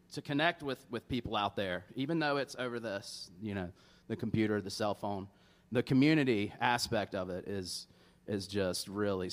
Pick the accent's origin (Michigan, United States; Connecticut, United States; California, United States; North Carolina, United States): North Carolina, United States; Charlotte; I born and raised in Charlotte, still live in Charlotte. You know, I'm a North Carolina native and grew up here